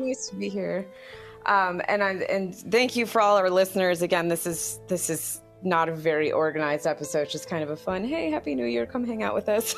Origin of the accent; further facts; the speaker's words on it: United States; as an American